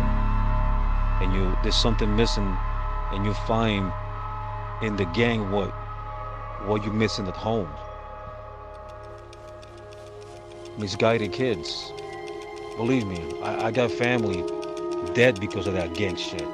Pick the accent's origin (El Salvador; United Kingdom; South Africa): El Salvador; moved away; I grew up in El Salvador, went through the Civil War